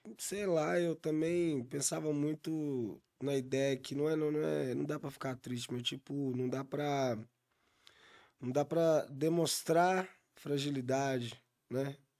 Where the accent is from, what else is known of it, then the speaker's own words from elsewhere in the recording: Belo Horizonte, Minas Gerais, Brazil; Ser reconhecido como mineiro que faz rap, um belo horizontino que faz música